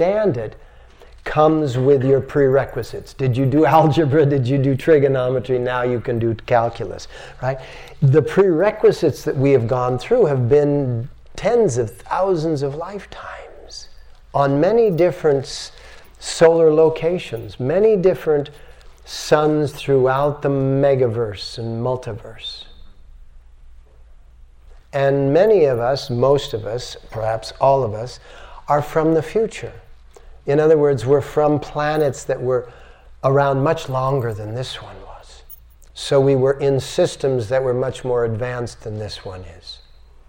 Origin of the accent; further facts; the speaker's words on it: United States; I'm an American